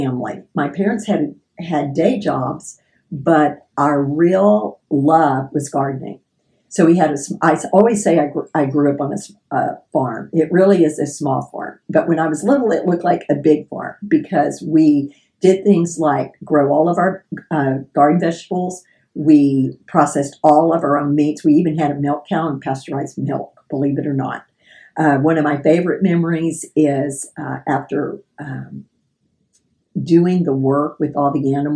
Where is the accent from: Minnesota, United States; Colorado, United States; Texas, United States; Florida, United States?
Texas, United States; Houston; I was born and raised in Fairbanks, Texas